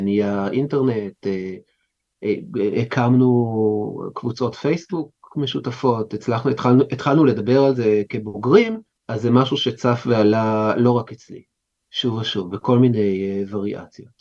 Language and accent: Hebrew; Jerusalem, Jerusalem District, Israel; נולדתי בקריית משה, זאת אומרת נולדתי בבית חולים, אובייסלי, אבל גדלתי בקריית משה עד גיל חמש, ואז עברתי להר נוף